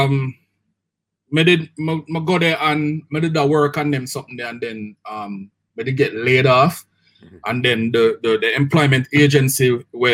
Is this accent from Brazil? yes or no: no; Kingston, Jamaica; also born or lived in New York; Growing up in Waterhouse, Waterhouse have a million sound system